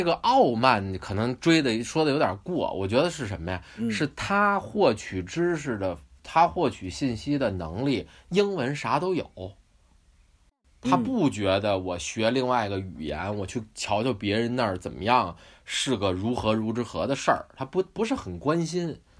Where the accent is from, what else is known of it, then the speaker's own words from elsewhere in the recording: Beijing, China; now in New Zealand; 就跟我小时候在北京